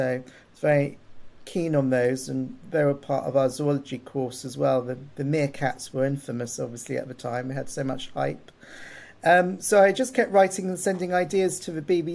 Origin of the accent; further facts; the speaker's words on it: Hastings, South East England, United Kingdom; I grew up in Hastings.